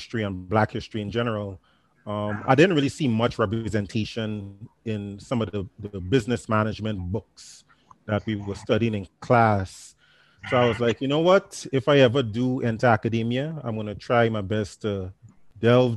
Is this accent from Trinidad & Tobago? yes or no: yes; Trinidad & Tobago; moved away as an adult; now in United States; I grew up in Trinidad and Tobago, specifically on the island of Trinidad